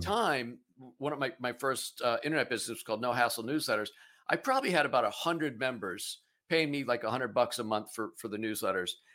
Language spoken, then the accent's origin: English; Pennsylvania, United States; I'm, I'm originally from Pennsylvania, it's where I am now.